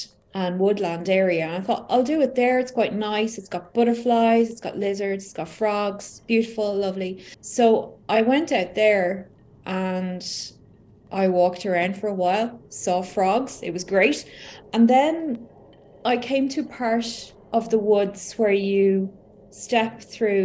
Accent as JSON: {"language": "English", "country": "Ireland", "said": "I'm from Ireland"}